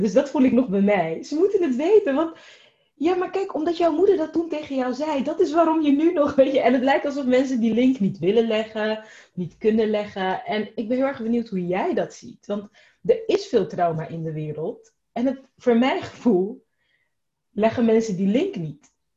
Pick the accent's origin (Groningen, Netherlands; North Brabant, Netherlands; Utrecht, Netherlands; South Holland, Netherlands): South Holland, Netherlands; Rotterdam; ik ben opgegroeid in Rotterdam